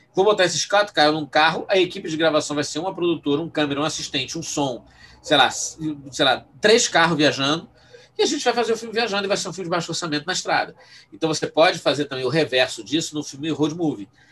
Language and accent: Portuguese; Rio de Janeiro, Brazil; accent: suburbano do Rio de Janeiro; eu, eu, fui criado em Bangu